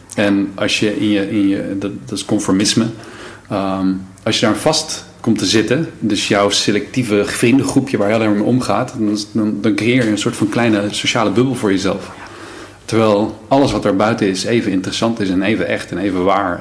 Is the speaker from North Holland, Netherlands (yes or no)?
no; Brummen, Gelderland, Netherlands; moved away as an adult; also born or lived in Emmeloord / Lelystad; daarna zijn we verhuisd naar Brummen. Brummen ligt bij Apeldoorn.